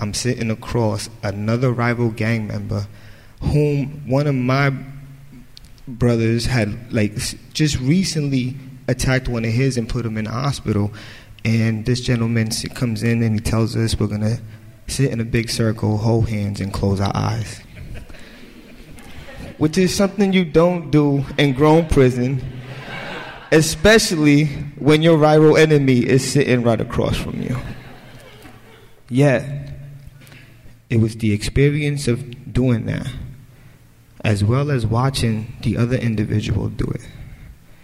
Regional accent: New York City, New York, United States; I was born in the South Bronx to a very poor family

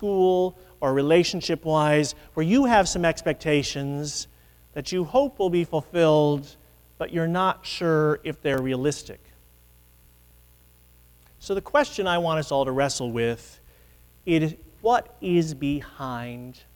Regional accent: Midwest, United States; moved away as an adult; now in New England, United States; a Midwesterner who has lived in New England for 25 years

